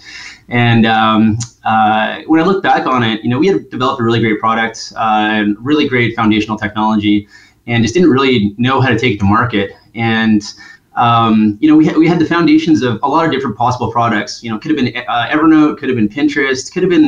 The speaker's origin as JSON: {"language": "English", "town": "Edmonton", "region": "Alberta", "country": "Canada", "tie": "born or raised there", "also_born_or_lived": "Los Angeles / San Francisco", "moved": "as an adult", "lives_now": "Oakland, United States", "said": "I grew up in Edmonton, born and raised."}